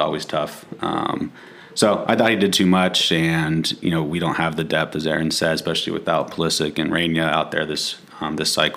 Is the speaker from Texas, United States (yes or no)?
no; Pittsburgh, Pennsylvania, United States; I'm from Pittsburgh